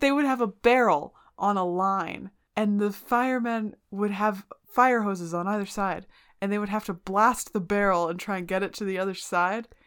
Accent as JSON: {"language": "English", "country": "United States", "said": "I'm in America, I'm from America"}